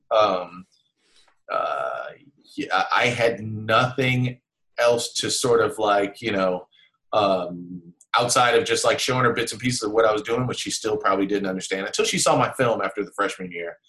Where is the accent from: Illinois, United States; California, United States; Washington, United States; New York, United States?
California, United States; Los Angeles; I'm from South Central Los Angeles.